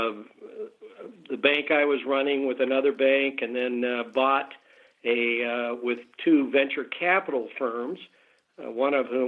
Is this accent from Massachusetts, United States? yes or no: no; Salt Lake City, Utah, United States; moved away as an adult; also born or lived in Los Angeles; I was born and raised in Salt Lake.